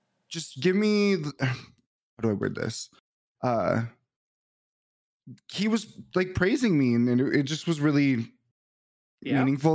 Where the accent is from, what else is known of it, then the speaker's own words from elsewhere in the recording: Michigan, United States; I'm from Michigan.